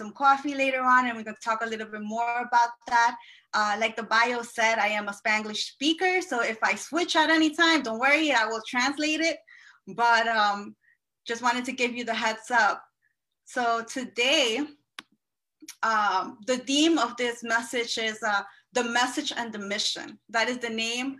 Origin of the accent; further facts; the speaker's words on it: Peru; also born or lived in Elmhurst, Queens, New York; now in Queens, United States; I am from Peru